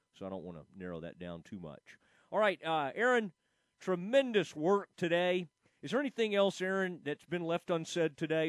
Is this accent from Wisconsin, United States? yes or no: no; Kaufman, Texas, United States; I grew up in Kaufman, Texas